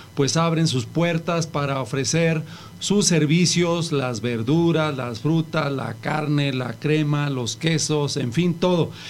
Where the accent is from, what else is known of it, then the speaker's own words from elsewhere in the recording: Mexico; los mexicanos somos luchones